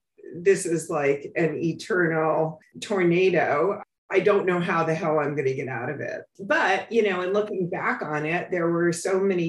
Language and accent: English; New York City, New York, United States; I grew up on the Upper West Side, what was considered Spanish Harlem at the time